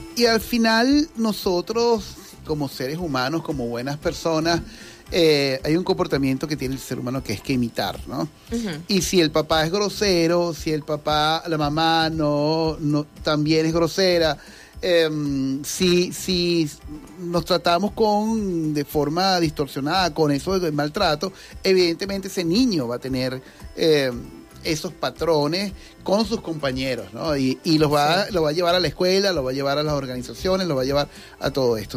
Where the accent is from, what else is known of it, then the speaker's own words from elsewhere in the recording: Venezuela; Nosotros los venezolanos